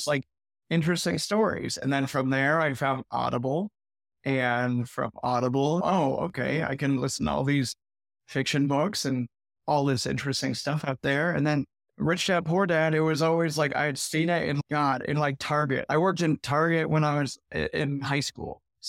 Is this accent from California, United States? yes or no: yes; California, United States; moved away as an adult; also born or lived in Arizona; Yeah, I left California when I was 19, moved to Arizona because my mom lived there or had moved there, and lived all over Arizona for 12 years.